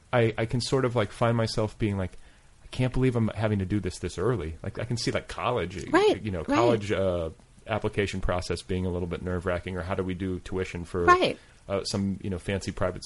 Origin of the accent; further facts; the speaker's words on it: Indiana, United States; now in Los Angeles, United States; cause I'm from Indiana.